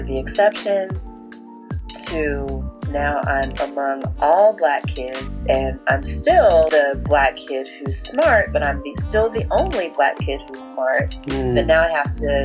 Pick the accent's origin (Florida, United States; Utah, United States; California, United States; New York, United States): California, United States; moved away; We are from California